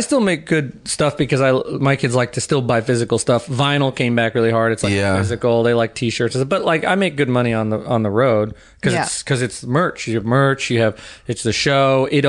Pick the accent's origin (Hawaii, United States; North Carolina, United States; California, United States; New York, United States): New York, United States; I mean, like that's where we're from. We're both from New York